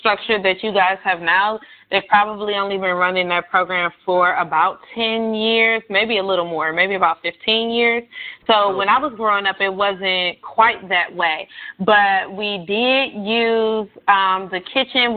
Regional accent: Detroit, Michigan, United States; moved away as an adult; now in Washington, D.C., United States; I'm born and raised in Detroit and attended Detroit public schools

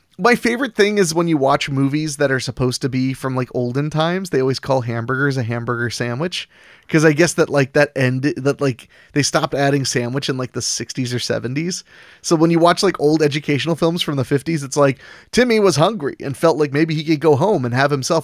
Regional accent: Philadelphia, Pennsylvania, United States; Beings that … and I hail from Philly, do you consider a cheesesteak a sandwich?

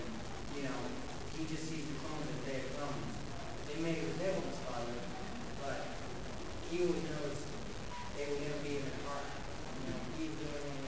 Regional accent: New Zealand; I was also in New Zealand because I'm a native Maori

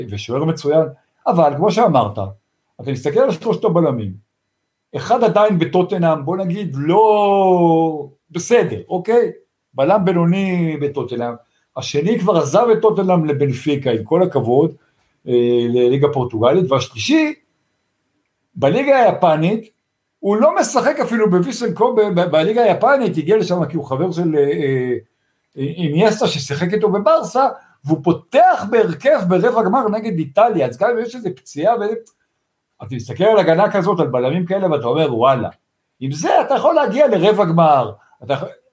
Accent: Tel Aviv, Tel Aviv District, Israel; אני גדלתי באמצע תל אביב

